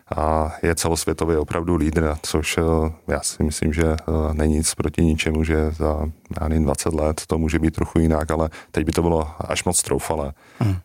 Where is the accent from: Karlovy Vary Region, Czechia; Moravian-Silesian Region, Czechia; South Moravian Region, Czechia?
South Moravian Region, Czechia; my jsme totiž z Jižní Moravy